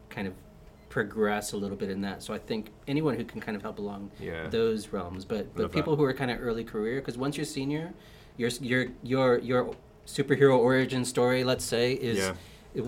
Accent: South Texas, United States; moved away; Back home we had this breakfast. So I'm from South Texas

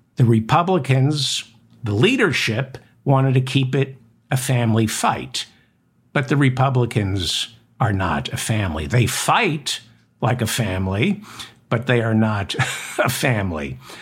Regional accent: New Jersey, United States; I'm from New Jersey

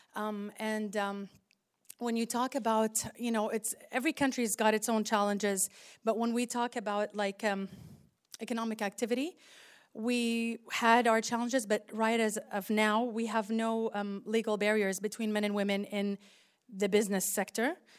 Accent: Saudi Arabia; I'm from Saudi Arabia

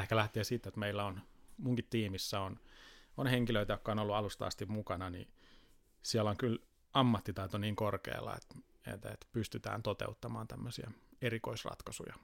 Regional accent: Tampere, Pirkanmaa, Finland; now in Helsinki, Finland; alkujaan tulen Tampereelta ja nyt tämä reilut kymmenen vuotta vaikuttanut sitten Helsingissä

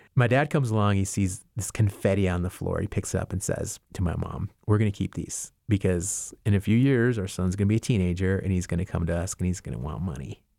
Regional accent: Albuquerque, New Mexico, United States; moved away as an adult; also born or lived in Laguna Pueblo, New Mexico; now in Asheville, United States; My family's originally from the Laguna Pueblo in New Mexico, but I've lived most of my life in Albuquerque, and I now live in Asheville, North Carolina

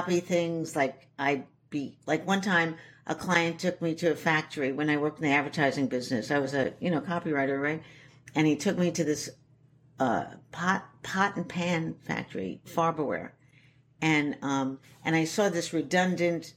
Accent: New York, United States; also born or lived in Shanghai, China; I was raised in the East Village

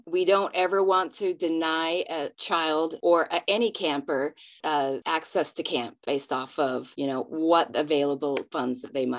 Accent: Bountiful, Utah, United States; also born or lived in New Zealand; I was born in New Zealand, but I did grow up in Bountiful. So consider myself a Utahn.

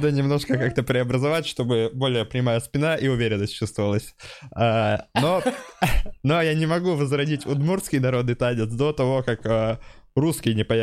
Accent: Udmurtia, Russia; Наши, я подразумеваю, русских. Я вообще удмурт

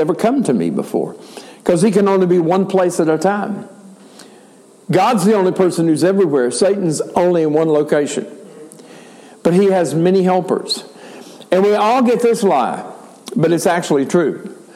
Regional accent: United States; I am an American, I am a male, and I am white.

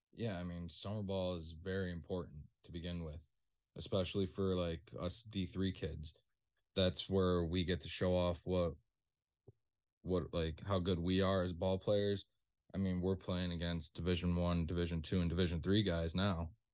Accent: Rochester, New York, United States; I'm from Rochester

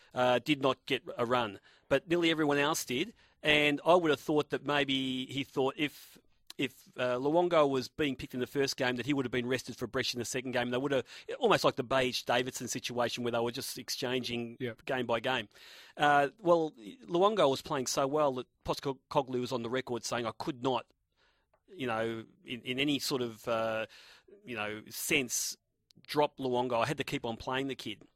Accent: Australia; I was from Australia

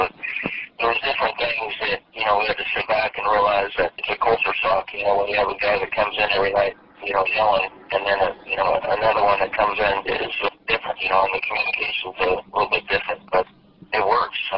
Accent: California, United States; You know, I was from California, and you know, went to when I was younger was able to go to some Dodger games.

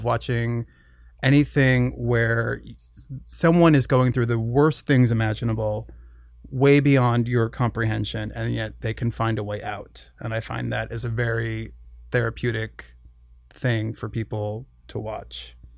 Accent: Minnesota, United States; I'm from Minnesota.

